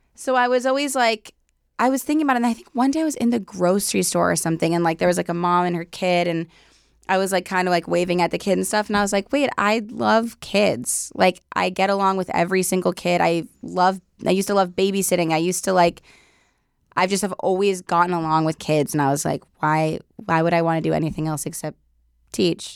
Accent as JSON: {"language": "English", "town": "Los Angeles", "region": "California", "country": "United States", "said": "I'm from the Valley, so, um, like West Hills, like the West Valley."}